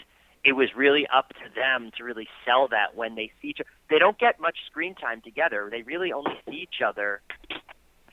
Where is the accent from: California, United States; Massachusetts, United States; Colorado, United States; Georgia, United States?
Massachusetts, United States; Boston; I'm from Boston. I'm not a Manhattanite.